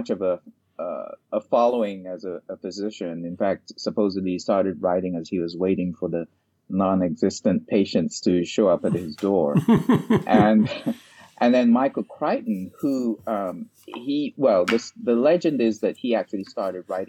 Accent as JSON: {"language": "English", "country": "Ghana", "tie": "born or raised there", "said": "I grew up in Ghana, West Africa"}